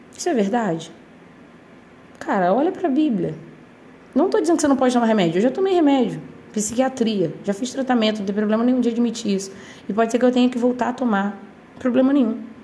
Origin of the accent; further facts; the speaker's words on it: Brazil; a gente ser brasileiro